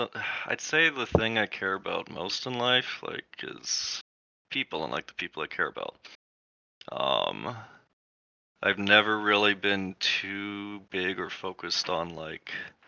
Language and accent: English; Paradise, California, United States; also born or lived in Escondido, United States; I was born in Southern California, Escondido area. I was there, barely remember much of that, and then we moved to Central California, a small town called Paradise